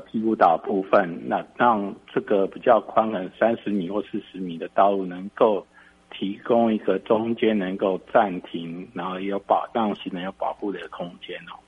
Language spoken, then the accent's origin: Chinese; Taipei, Taiwan; 我从小在台北市长大